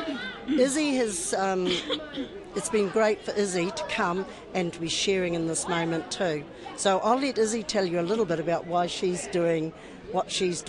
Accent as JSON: {"language": "English", "town": "Waimana", "region": "Bay of Plenty", "country": "New Zealand", "said": "from Waimana School, and I'm originally from Waimana, so all good."}